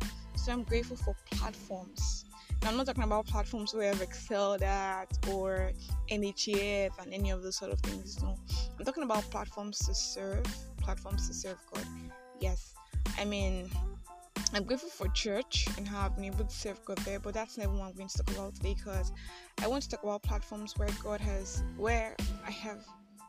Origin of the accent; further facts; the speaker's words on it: Nigeria; I am that Nigerian Christian alcoholic